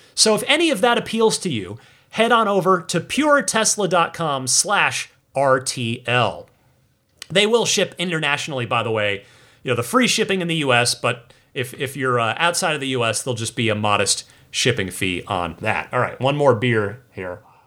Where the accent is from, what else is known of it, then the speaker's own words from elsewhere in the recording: New Jersey, United States; moved away; I'm originally from New Jersey